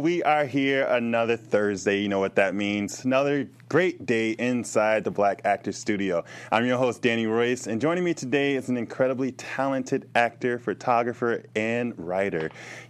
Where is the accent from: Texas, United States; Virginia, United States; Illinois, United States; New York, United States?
Illinois, United States; Chicago; I'm from Chicago.